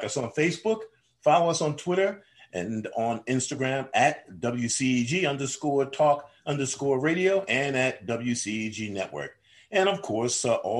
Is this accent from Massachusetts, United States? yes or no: no; New York, United States; now in Atlanta, United States; I'm from New York